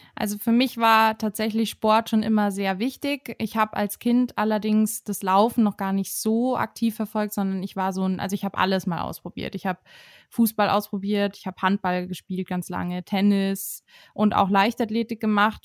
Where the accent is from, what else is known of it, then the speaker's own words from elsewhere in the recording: Herrsching am Ammersee, Bavaria, Germany; now in Munich, Germany; ich bin 26 Jahre alt und wohne und komme aus München, beziehungsweise komme ich aus Hersching am Ammersee.